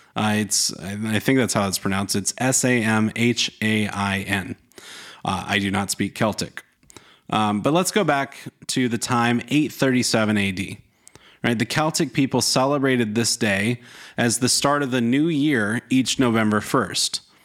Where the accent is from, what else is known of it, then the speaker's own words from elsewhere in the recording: North Carolina, United States; I grew up in North Carolina